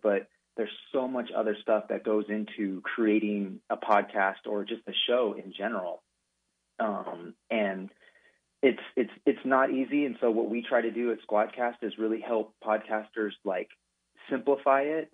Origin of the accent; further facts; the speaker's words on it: Sacramento, California, United States; also born or lived in Fresno, California; I was born in Fresno, California, but consider Sacramento, California, my home. Um, that's where I pretty much grew up, went to high school